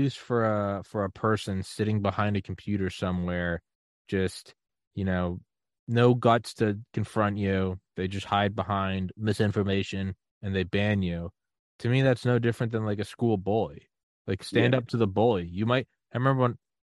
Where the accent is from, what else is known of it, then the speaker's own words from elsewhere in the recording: United States; as an American